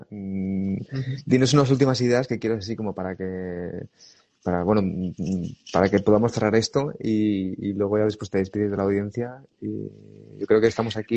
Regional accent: Barcelona, Catalonia, Spain; Yo soy de Barcelona.

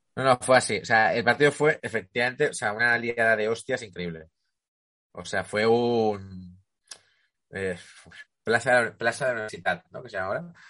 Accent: Ribera del Duero, Castile and León, Spain; Yo, soy de Ribera del Duero

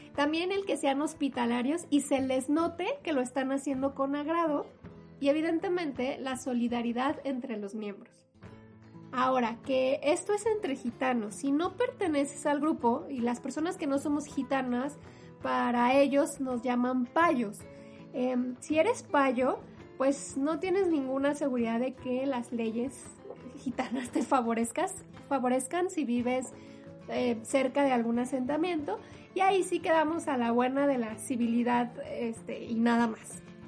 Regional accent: Mexico; por donde yo vivía cuando era niña, sí eran bastante comunes ver eh, los asentamientos en, mi zona o no sé, en mi país

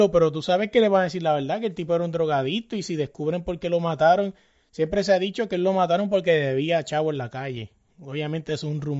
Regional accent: Puerto Rico; yo soy boricua

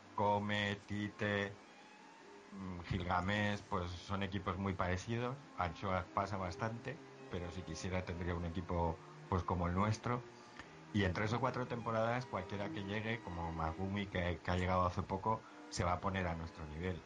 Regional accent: Zaragoza, Aragon, Spain; yo soy de Zaragoza

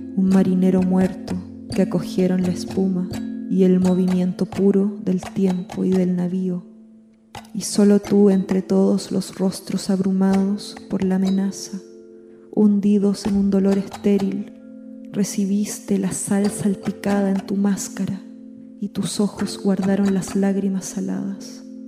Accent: Santiago, Santiago Metropolitan Region, Chile; moved away as an adult; now in Buenos Aires, Argentina; yo soy chilena, vivo vivía en Santiago, eh, ahora vivo en Buenos Aires

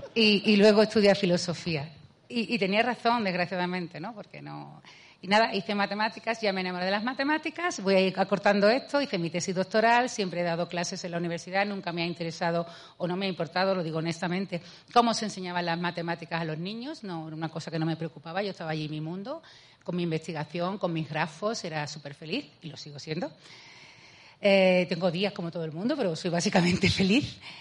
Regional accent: a town in Seville province, Andalusia, Spain; accent: Andalusian; yo eh, nací en Sevilla, en, he vivido siempre en un pueblo de Sevilla.

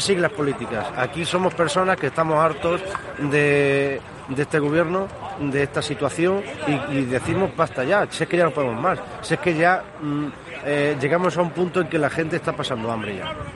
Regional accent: Santisteban del Puerto, Andalusia, Spain; Hemos estado en San Esteban del Puerto, el pueblo por el cual yo eh, soy nativo y nacido y criado y, viviré allí mientras Dios quiera

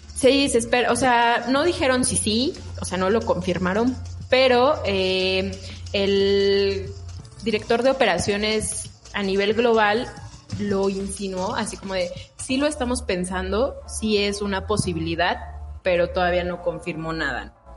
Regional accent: Mexico; nosotros como mexicanos

